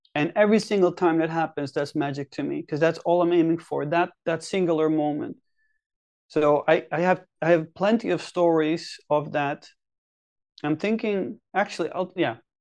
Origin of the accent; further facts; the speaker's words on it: Netherlands; moved away as an adult; now in Helsinki, Finland; I'm originally, originally from the Netherlands. I've been living in Finland, Helsinki now for eight or nine years